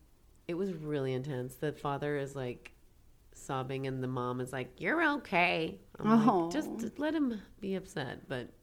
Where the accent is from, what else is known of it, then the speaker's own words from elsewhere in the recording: Pacific Northwest, United States; I'm from the Pacific Northwest